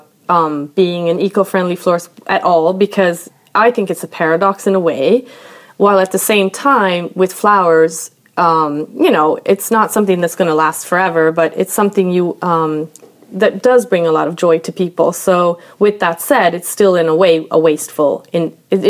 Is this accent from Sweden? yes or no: yes; Sweden; also born or lived in Brooklyn, New York; now in New York, United States; grew up in Sweden, or I lived here a large portion of my life